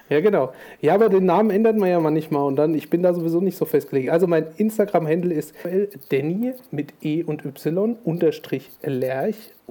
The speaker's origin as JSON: {"language": "German", "region": "Thuringia", "country": "Germany", "also_born_or_lived": "Schweinfurt", "said": "ich komme aus Thüringen, habe äh, lange Zeit in Schweinfurt gelebt, quasi Bayern, und äh, bin jetzt seit ja, ungefähr zwei Jahren wieder in die Heimat gezogen"}